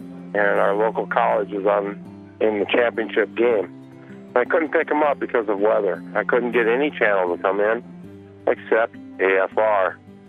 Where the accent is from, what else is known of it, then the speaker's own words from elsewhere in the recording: South Dakota, United States; I'm from South Dakota.